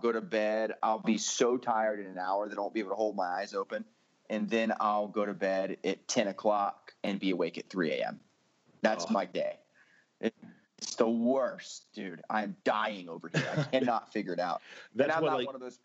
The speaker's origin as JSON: {"language": "English", "region": "Florida", "country": "United States", "tie": "born or raised there", "moved": "as an adult", "lives_now": "Salt Lake City, United States", "said": "I grew up in Florida in a Christian home"}